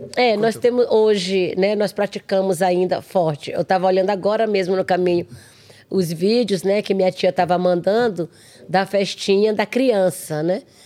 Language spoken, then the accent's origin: Portuguese; Arariboia Indigenous Territory, Maranhão, Brazil; moved away; lá na minha aldeia, lá na, na Araribóia